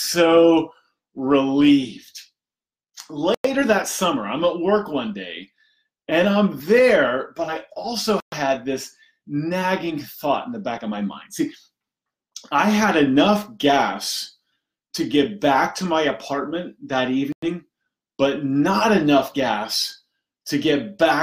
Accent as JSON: {"language": "English", "region": "Indiana", "country": "United States", "tie": "born or raised there", "said": "I grew up in Indiana, simple background, simple upbringing."}